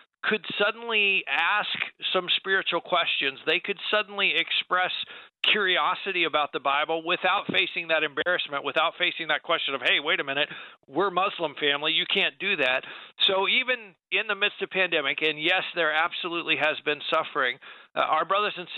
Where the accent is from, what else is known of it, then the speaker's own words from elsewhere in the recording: United States; American believers